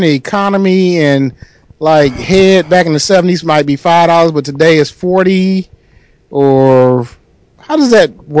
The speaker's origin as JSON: {"language": "English", "region": "Michigan", "country": "United States", "said": "I'm from Michigan."}